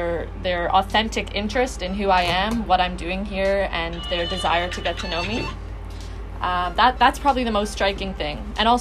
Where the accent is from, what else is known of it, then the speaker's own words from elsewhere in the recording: Toronto, Ontario, Canada; moved away as an adult; now in Winneba, Ghana; I'm from Toronto, Canada.